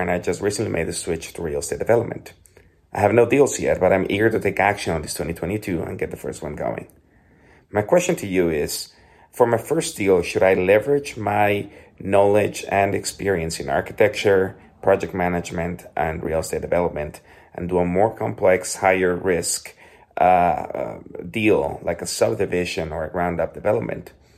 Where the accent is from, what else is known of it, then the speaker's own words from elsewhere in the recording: Mexico; moved away as an adult; now in Denver, United States; I am originally from Mexico, but I've been living here in Denver, Colorado for the last seven years.